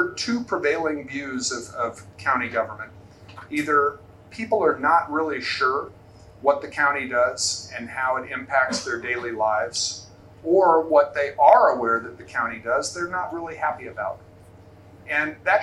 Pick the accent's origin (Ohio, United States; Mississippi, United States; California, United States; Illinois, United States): Ohio, United States; Athens; moved away as an adult; now in Arizona, United States; I am originally from Athens, Ohio. We moved there right before I started fourth grade.